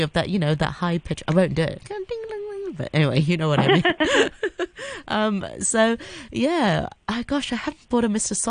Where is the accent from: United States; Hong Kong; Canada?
Hong Kong; the one that we grew up with in Hong Kong.